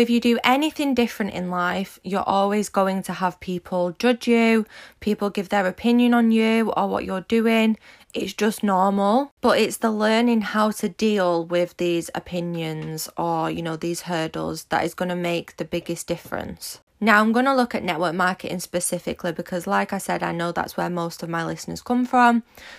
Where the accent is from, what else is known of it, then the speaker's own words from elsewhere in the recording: Manchester, North West England, United Kingdom; Build Your Dreams podcast with me … If you don't know me, I'm 24 from Manchester in the UK, and I am a social media entrepreneur